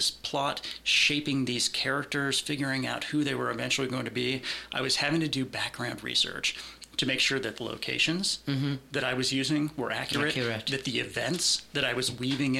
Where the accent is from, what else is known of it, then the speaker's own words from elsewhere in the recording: Concord, California, United States; So I'm from Northern California originally, born in Concord, moved around quite a bit.